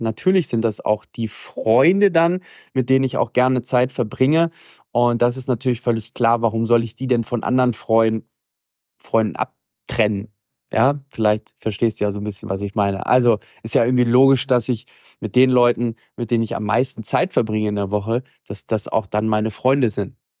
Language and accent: German; Germany; moved away; also born or lived in Latin America; für uns als Deutsche